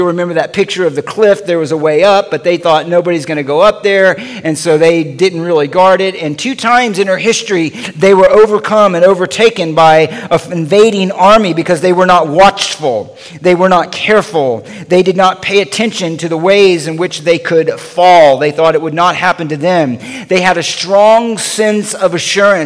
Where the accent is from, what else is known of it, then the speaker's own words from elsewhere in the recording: the South, United States; moved away; also born or lived in Los Angeles; I grew up actually in the South